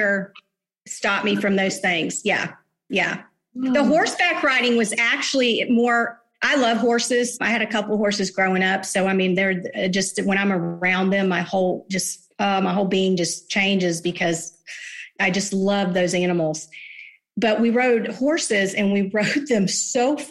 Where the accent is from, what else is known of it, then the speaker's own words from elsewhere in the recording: Jacksonville, Florida, United States; I'm a native. I was born in St. Vincent's Hospital, 1966